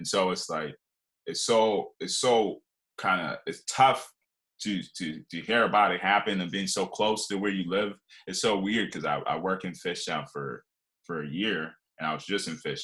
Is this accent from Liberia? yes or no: yes; Liberia; moved away; also born or lived in Philadelphia, Pennsylvania / Scranton, Pennsylvania; I grew up in West Africa in Liberia